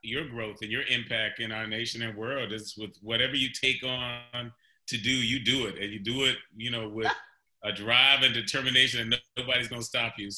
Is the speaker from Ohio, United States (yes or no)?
yes; Cleveland, Ohio, United States; I was born in Cleveland, Ohio